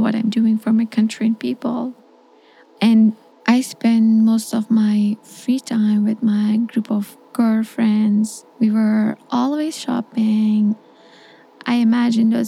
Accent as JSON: {"language": "English", "country": "Afghanistan", "second_language": "English", "moved": "as an adult", "said": "I'm a journalist from Afghanistan, and in August of last year, I left"}